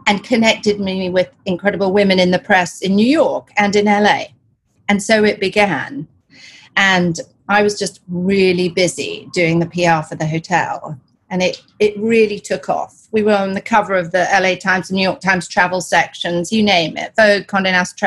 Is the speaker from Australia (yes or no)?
no; Kenya; also born or lived in Uganda / England / Canada / London; now in Los Angeles, United States; I was born in Uganda, raised in Kenya. I went to boarding school in England, and then I went to university in Canada, came back to London and was working in London